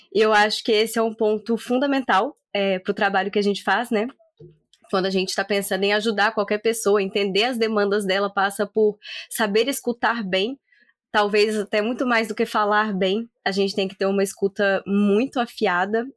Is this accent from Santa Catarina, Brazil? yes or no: no; Espírito Santo, Brazil; now in Campinas, Brazil; eu sou capixaba